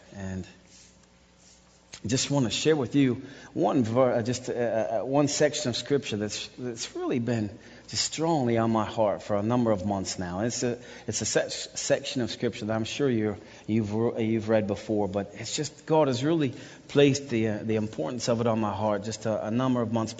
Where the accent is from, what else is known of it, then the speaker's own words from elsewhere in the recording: Westerville, Ohio, United States; also born or lived in Russia; I grew up here in Westerville, Ohio, even though I know it doesn't sound like that at times. I've got this accent from being in Russia since 1997. I grew up here.